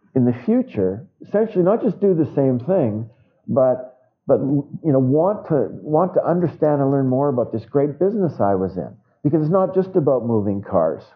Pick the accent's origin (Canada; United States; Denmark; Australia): Canada; Winnipeg, Manitoba; my hometown of Winnipeg